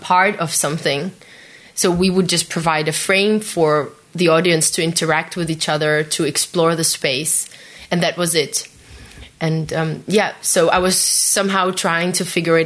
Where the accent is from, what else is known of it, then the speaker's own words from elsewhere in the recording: Belarus; also born or lived in Czech Republic; now in Denmark; originally I'm from Belarus, and I had a Belarusian passport